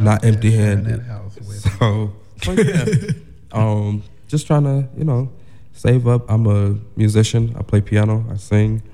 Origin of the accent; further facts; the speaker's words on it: Cincinnati, Ohio, United States; moved away as an adult; also born or lived in Chicago; I'm from Cincinnati, Ohio